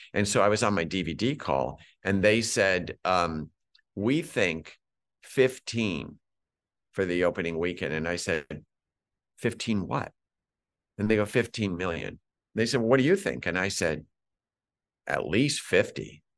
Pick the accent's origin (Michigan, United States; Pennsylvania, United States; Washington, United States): Pennsylvania, United States; Scranton; I'm from Scranton.